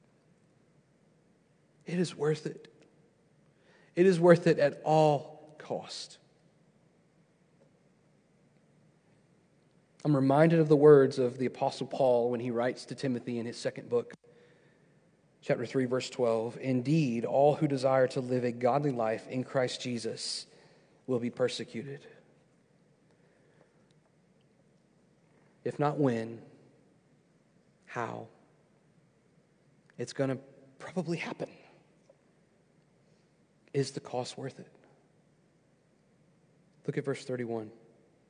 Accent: United States; I'm an American. I'm proud to be an American

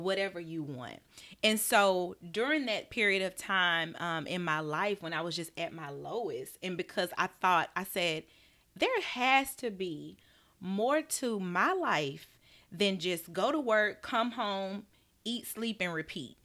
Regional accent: Birmingham, Alabama, United States; I'm from Birmingham, Alabama. Grew up in a Southern Baptist church

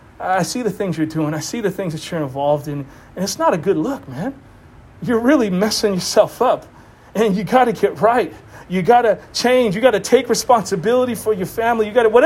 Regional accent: Boston, Massachusetts, United States; It's like I was from Boston. I talked about it. Super wicked.

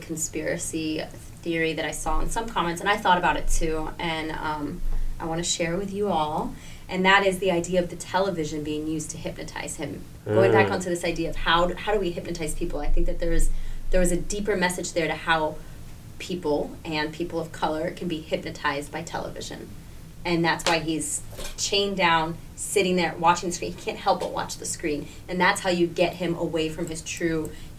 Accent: South Carolina, United States; South Carolina.

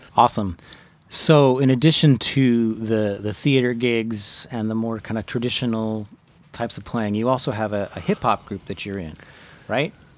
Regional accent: Riverside County, California, United States; now in San Diego, United States; I didn't grow up here in San Diego, although I did grow up in, in Riverside County

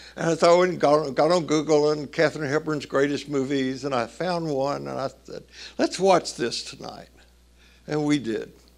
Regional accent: Tennessee, United States; growing up in the Baptist church in Tennessee

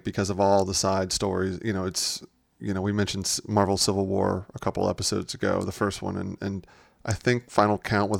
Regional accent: United States; I'm an American person

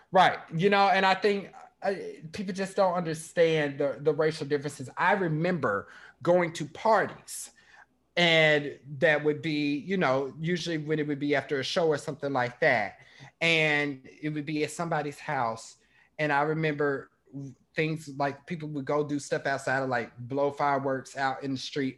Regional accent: Kansas City, Kansas, United States; moved away; growing up in Kansas

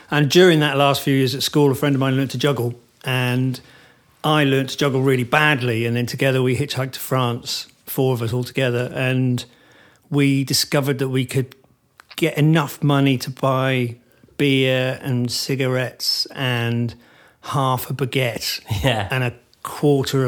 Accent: Wales, United Kingdom; I grew up in Wales

